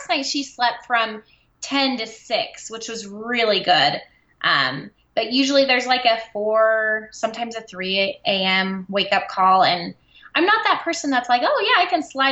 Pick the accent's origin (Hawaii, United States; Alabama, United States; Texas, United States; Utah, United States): Utah, United States; I am from Utah